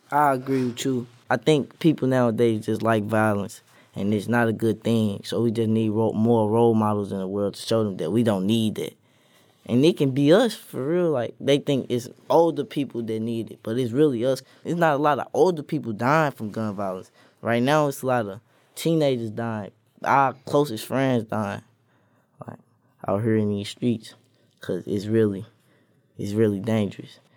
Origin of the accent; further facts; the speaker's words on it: St. Louis, Missouri, United States; I'm from Saint Louis